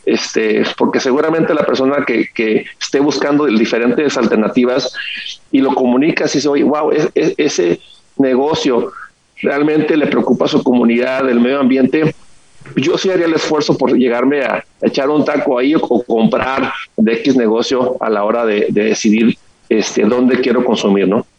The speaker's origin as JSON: {"language": "Spanish", "town": "Ensenada", "region": "Baja California", "country": "Mexico", "said": "soy de Ensenada, Baja California"}